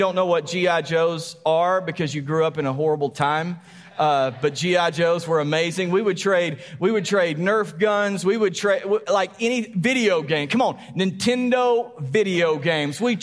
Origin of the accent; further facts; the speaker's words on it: Texas, United States; we're Texan.